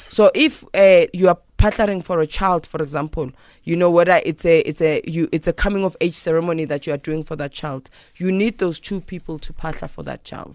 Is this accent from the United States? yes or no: no; South Africa; as a South African